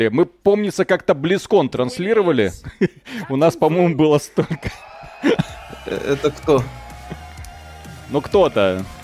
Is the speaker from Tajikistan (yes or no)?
no; Belarus; Потому что мы из Беларуси.